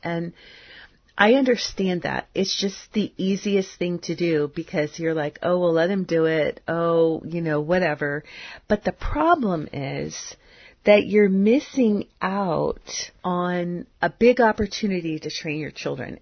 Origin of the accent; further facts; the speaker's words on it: United States; culture that I grew up in in the United States in the 1960s